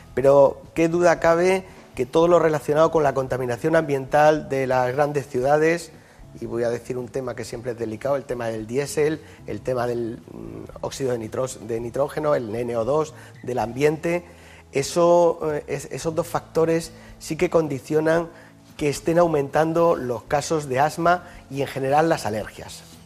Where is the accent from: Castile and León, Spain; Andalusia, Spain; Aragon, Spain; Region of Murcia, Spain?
Region of Murcia, Spain; Yecla; now in Madrid, Spain; El hospital de mi pueblo se sigue llamando Hospital Virgen del Castillo y a mucha honra, ¿no? que es la patrona de Yecla